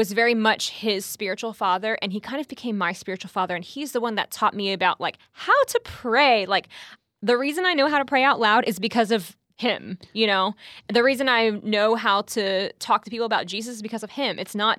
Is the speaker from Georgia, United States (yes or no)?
no; Houston, Texas, United States; I'm from Houston, I guess.